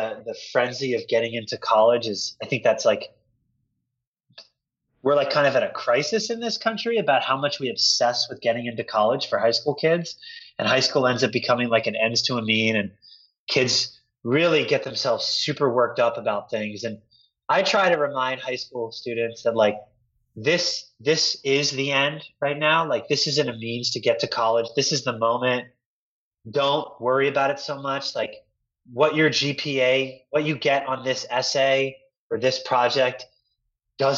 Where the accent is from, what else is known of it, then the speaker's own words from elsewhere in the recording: Delaware, United States; moved away as an adult; now in San Francisco, United States; I grew up in Delaware